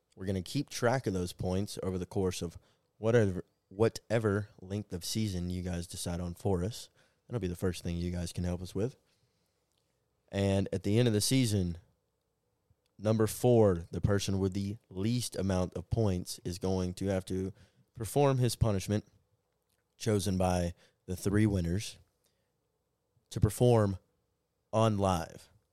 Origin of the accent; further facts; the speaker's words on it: Atlanta, Georgia, United States; my hometown Hawks.